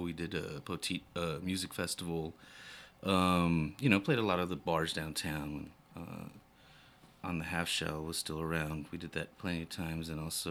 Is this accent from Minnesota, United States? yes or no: no; El Paso, Texas, United States; now in San Antonio, United States; I'm from El Paso, Texas. And you would get all the music stations from Juarez.